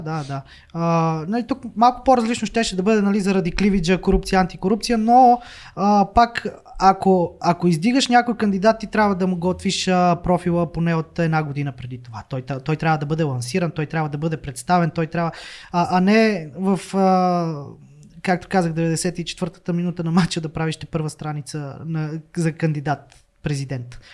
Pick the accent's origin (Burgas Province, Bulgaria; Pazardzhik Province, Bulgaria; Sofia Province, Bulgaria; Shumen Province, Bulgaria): Sofia Province, Bulgaria; Slivnitsa; moved away as an adult; now in Plovdiv, Bulgaria; аз съм от Сливница